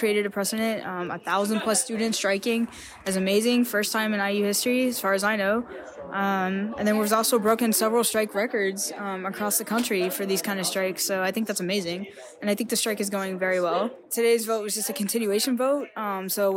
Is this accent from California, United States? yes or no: no; Kentucky, United States; moved away as an adult; now in Bloomington, United States